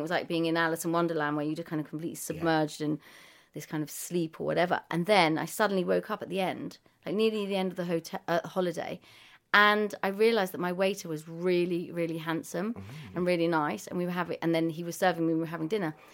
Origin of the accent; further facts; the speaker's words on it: London, United Kingdom; I was born in Primrose Hill, and I've kind of moved in and out of the area